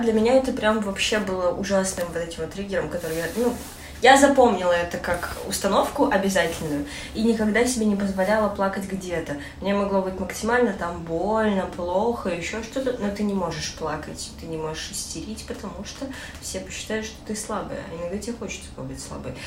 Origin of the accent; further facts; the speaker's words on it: Kazakhstan; я родилась казашка